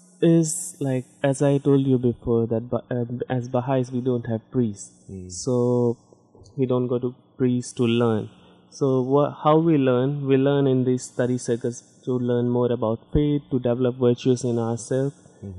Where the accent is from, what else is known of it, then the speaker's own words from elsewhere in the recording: Chandigarh, India; first language Hindi; English is a second language; moved away as an adult; also born or lived in Pathankot, Punjab, India / Delhi, India; now in Amherst, United States; And in Chandigarh, yeah, that's my hometown, I guess I can say. Mm-hmm. Because I lived almost all of my life in Chandigarh. I did my schooling from Chandigarh, I did my university from Chandigarh.